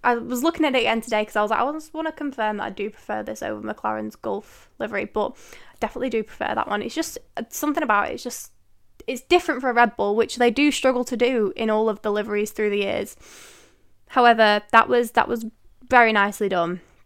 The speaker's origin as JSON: {"language": "English", "town": "Manchester", "region": "North West England", "country": "United Kingdom", "said": "I am from the United Kingdom. Manchester way to be precise."}